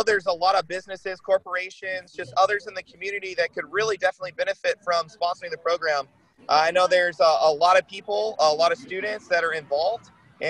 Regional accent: the South, United States; now in California, United States; I'm from the South, so I grew up on Waffle House.

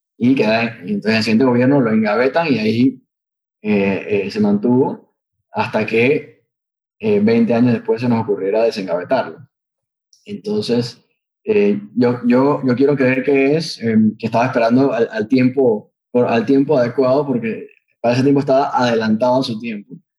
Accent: Panama; nosotros como panameños

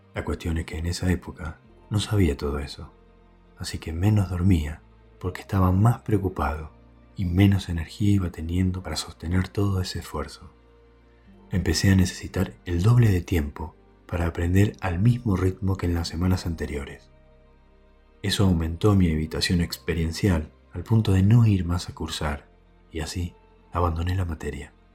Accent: Quiroga, Buenos Aires Province, Argentina; moved away as an adult; also born or lived in La Plata; Cuando cumplí 18 años, me mudé de mi pueblito Quiroga a la ciudad de La Plata para estudiar medicina

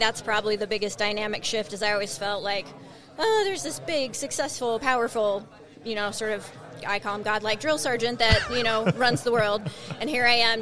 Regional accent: United States; as American

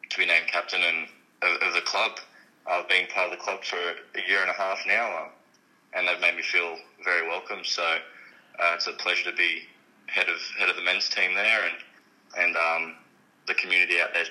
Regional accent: Stanthorpe, Queensland, Australia; moved away; going back to my hometown, Stanthorpe

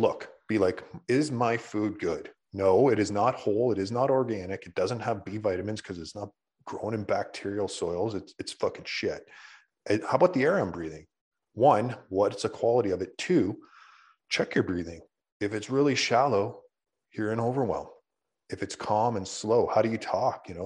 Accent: Canada; we're Canadian

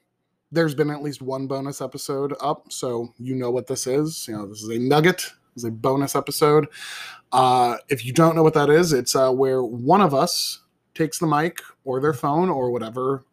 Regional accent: Somers, New York, United States; My hometown is Somers, New York

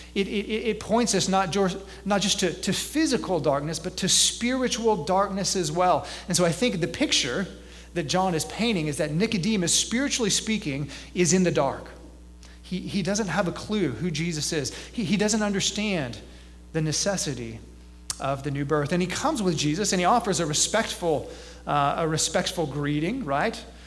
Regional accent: Gulf Coast, South Texas, United States; now in eastern central Illinois, United States; I'm from South Texas and I grew up on the Gulf Coast

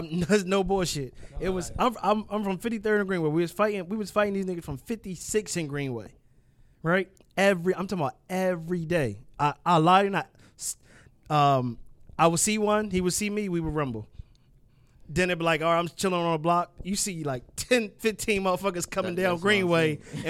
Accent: Philadelphia, Pennsylvania, United States; I'm from Southwest. I used to go from 58th Street play ball, 51st Street play ball, 49th Street play ball

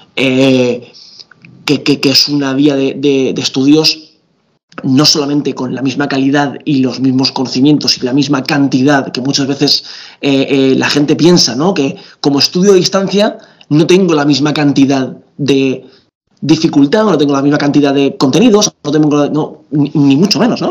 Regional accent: Region of Murcia, Spain; soy murciano

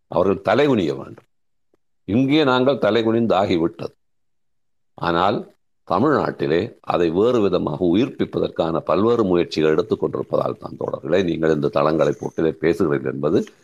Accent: Sri Lanka

